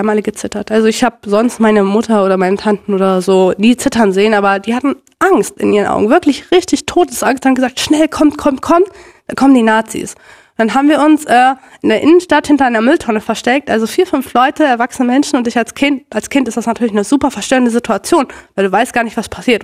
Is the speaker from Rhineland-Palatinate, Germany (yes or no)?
no; Minden, North Rhine-Westphalia, Germany; also born or lived in Bielefeld; ich bin ja wie gesagt in, äh, in Minden aufgewachsen und in Bielefeld